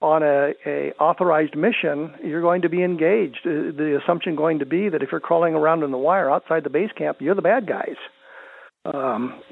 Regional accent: Colorado, United States; since I was a teenager growing up in Colorado

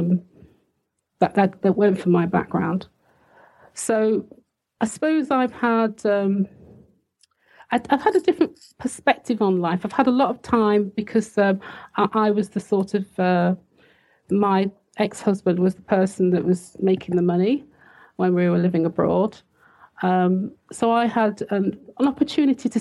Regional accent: United Kingdom; also born or lived in Switzerland / Liverpool; I'm British

